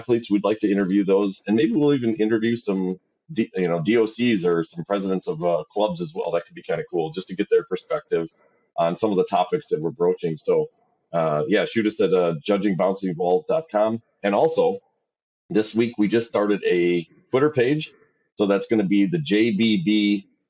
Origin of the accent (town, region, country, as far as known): Wisconsin, United States